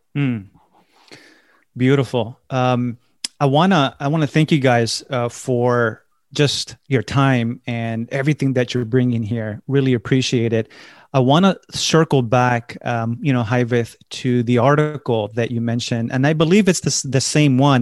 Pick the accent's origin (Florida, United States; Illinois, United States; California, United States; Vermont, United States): California, United States; Los Angeles; growing up in Los Angeles, I attended large Spanish churches